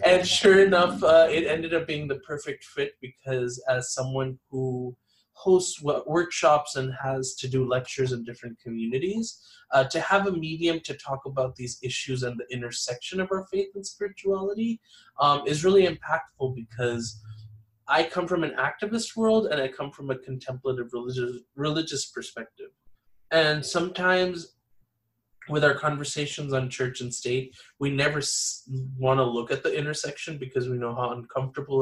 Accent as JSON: {"language": "English", "town": "Los Angeles", "region": "California", "country": "United States", "tie": "born or raised there", "said": "I was born and raised here in Los Angeles"}